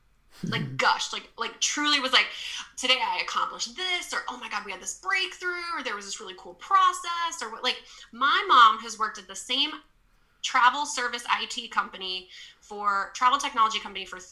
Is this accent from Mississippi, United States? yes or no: no; Texas, United States; I grew up in Texas